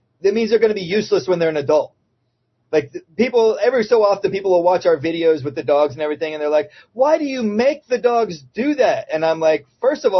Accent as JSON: {"language": "English", "town": "Plant City", "region": "Florida", "country": "United States", "tie": "born or raised there", "said": "I grew up in Plant City, Florida, right outside Tampa"}